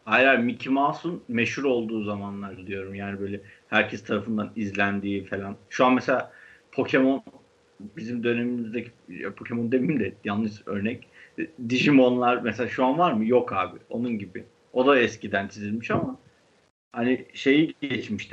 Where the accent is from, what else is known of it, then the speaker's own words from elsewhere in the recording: Istanbul, Turkey; Başakşehir öyle bir yer yani. Biz böyle bir yerde büyüdük